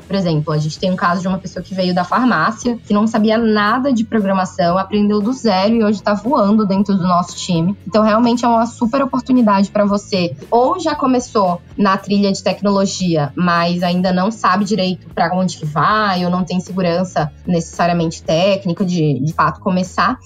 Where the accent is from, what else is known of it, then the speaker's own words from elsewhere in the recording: Salvador, Bahia, Brazil; Entrei pelo programa de estágio em Salvador, que é minha cidade natal